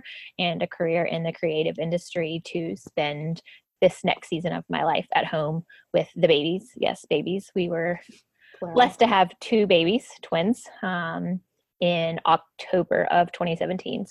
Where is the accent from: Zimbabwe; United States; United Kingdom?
United States; Lexington, North Carolina; moved away as an adult; where I'm from, I grew up in North Carolina, so this is home